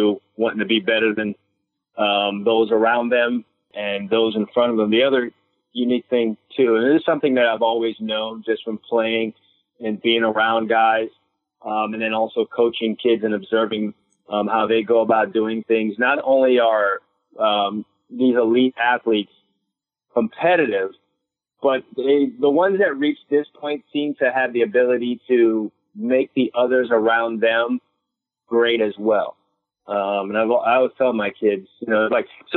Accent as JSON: {"language": "English", "town": "New York City", "region": "New York", "country": "United States", "tie": "born or raised there", "also_born_or_lived": "Trinidad / Florida", "moved": "yes", "said": "I was born in Brooklyn, quickly moved to Trinidad, lived there for 3 years of my life, came back into the United States when I was 5"}